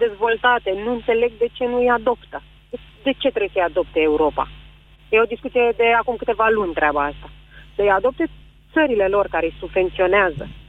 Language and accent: Romanian; Constanța, Constanța County, Romania; now in Bucharest, Romania; eu sunt de la Constanța și m-am mutat la București